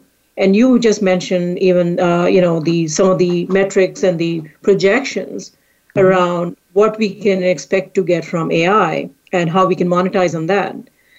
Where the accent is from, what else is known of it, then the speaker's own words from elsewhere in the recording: India; moved away as an adult; now in United States; I came to this country from India to do a master's in artificial intelligence